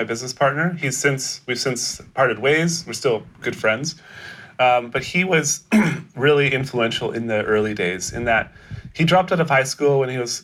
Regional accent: British Columbia, Canada; I'm born in Canada. Born in Canada.

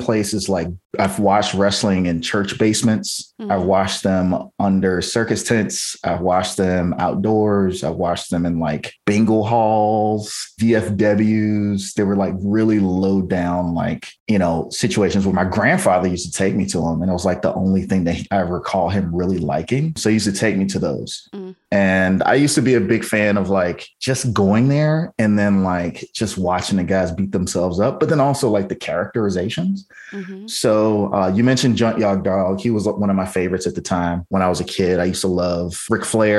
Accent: Virginia, United States; I grew up in Virginia

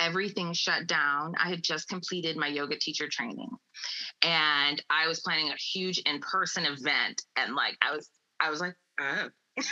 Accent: Iowa, United States; moved away as an adult; now in California, United States; we grew up in Iowa in farming communities

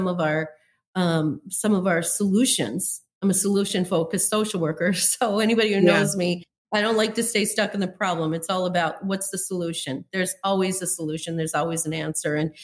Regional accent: Minot, North Dakota, United States; moved away as an adult; also born or lived in Colorado / Loveland, Colorado; now in Malibu, United States; I grew up in Minot, North Dakota.

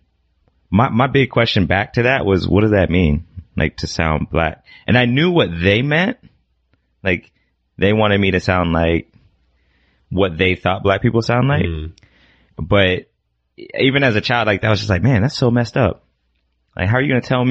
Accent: Indianapolis, Indiana, United States; moved away as an adult; also born or lived in Ohio / Chicago; now in Los Angeles, United States; I grew up in Indianapolis, Indiana. And I was there for most of my adolescent life.

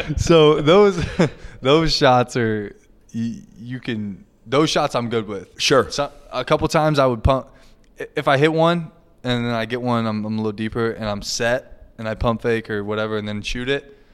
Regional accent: six miles from Lawrence, Kansas, United States; moved away; I'm six miles from Lawrence. It's a 10 minute drive to KU

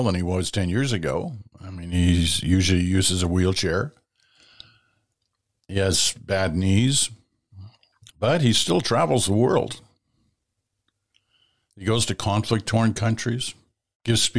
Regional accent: Ottawa, Ontario, Canada; growing up in Ottawa

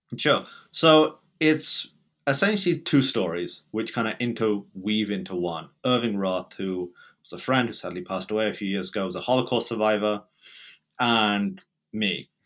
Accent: England, United Kingdom; accent: British; moved away as an adult; now in United States; Growing up in Britain, even though I was born there, I never really felt British

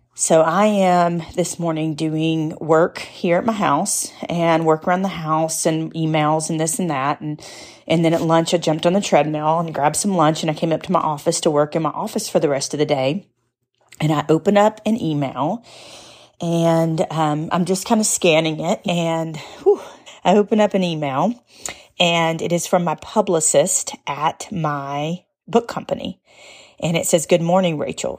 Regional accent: United States; I'm an American.

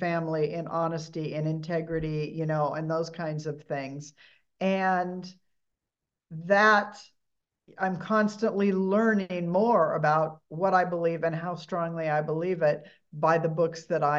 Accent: Huntington Beach, California, United States; I was born in Huntington Beach, grew up, you know, on the beaches of Southern California in the early 60s.

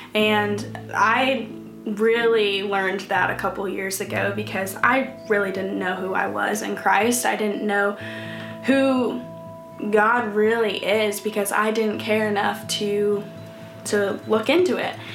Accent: Troy, Illinois, United States; moved away as an adult; now in Atlanta, United States; I'm from Troy, Illinois, and you guys probably have no clue where that's at because it's a small town of 10,000 people. And I lived in that town ever since this past year when I moved to Atlanta, Georgia

